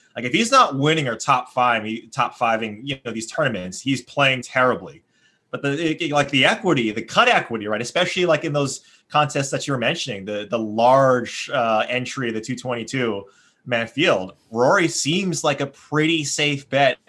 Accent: Hawaii, United States; moved away; growing up in Hawaii

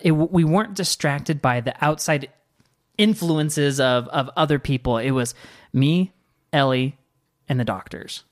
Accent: Washington, United States; moved away; I grew up in Washington

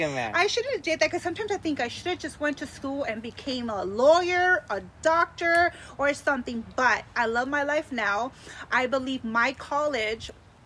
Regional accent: Lynwood, California, United States; also born or lived in Monterey Park; So I was born in Monterey Park. Okay. I grew up in Lynwood.

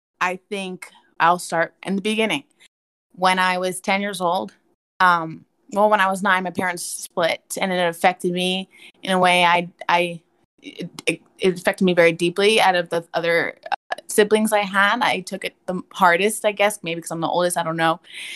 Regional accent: New Jersey, United States; now in Texas, United States; I'm originally from Jersey. I've moved around quite a bit, so all over the East Coast.

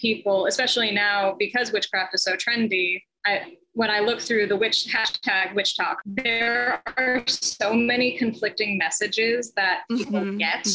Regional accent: Massachusetts, United States; moved away as an adult; now in Connecticut, United States; I grew up in Massachusetts, born and bred there. I'm currently living in Connecticut.

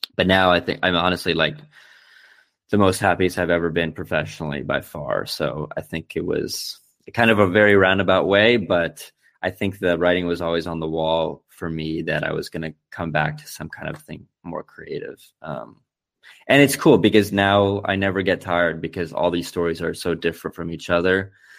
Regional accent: Florida, United States; now in Berlin, Germany; when I was a kid, I remember thinking like, "Oh, Florida's pretty cool. Like we have Disney, we have the beach.

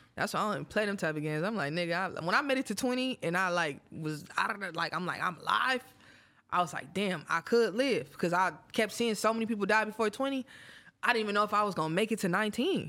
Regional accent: Oakland, California, United States; I'm from Oakland, so Oakland women are a little bit different.

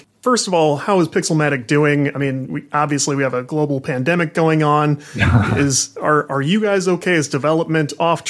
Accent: St. Louis, Missouri, United States; I'm from the St. Louis area. There's not a booming game industry market here

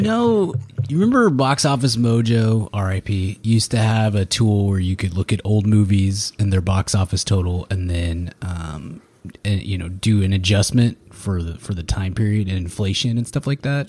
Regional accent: Texas, United States; we're Texan and I grew up on, on Texas history

